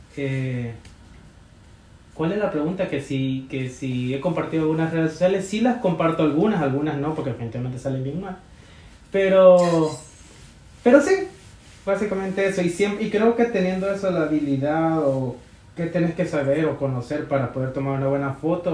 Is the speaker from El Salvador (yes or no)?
yes; El Salvador; now in New York, United States; soy del Salvador